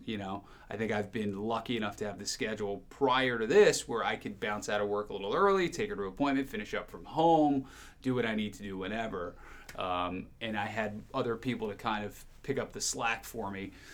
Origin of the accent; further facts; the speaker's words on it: New Jersey, United States; moved away as an adult; also born or lived in Rhinelander, Wisconsin / Chicago; I grew up in New Jersey